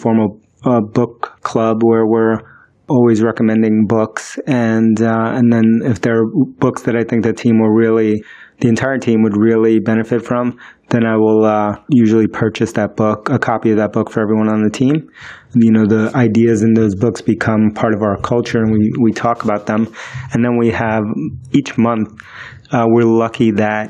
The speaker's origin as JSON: {"language": "English", "region": "New York", "country": "United States", "tie": "born or raised there", "also_born_or_lived": "Queens, New York", "first_language": "Spanish", "second_language": "English", "said": "I was born in the United States, but I grew up in the South Bronx, and then I lived in Queens in New York, you know, for most of my life"}